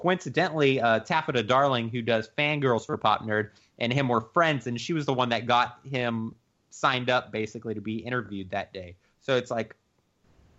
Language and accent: English; Temple, Texas, United States; my hometown of Temple whenever I was like 15 or 16